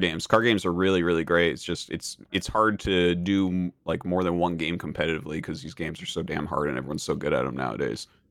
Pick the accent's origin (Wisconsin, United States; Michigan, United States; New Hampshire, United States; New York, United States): New Hampshire, United States; moved away; I come from New Hampshire, uh, just kind of a small town uh, over in New Hampshire